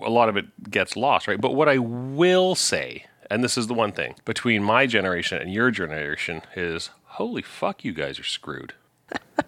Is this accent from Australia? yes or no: no; Saskatchewan, Canada; I'm from Saskatchewan, I was, like, Saskatchewan really literally is 20 years behind everything else.